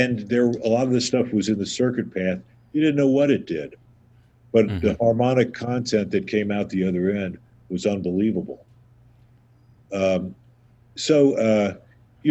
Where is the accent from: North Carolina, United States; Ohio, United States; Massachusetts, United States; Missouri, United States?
Ohio, United States; Southern; now in New York, United States; I grew up in Southern Ohio